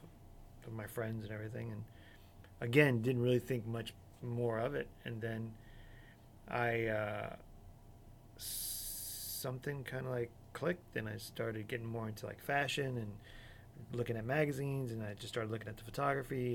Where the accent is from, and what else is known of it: Florida, United States; born or raised there; also born or lived in Chicago